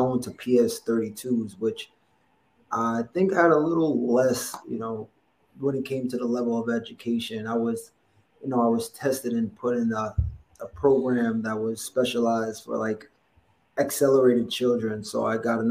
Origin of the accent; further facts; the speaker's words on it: New York City, New York, United States; Downtown Brooklyn. I was born in Gowanus Projects.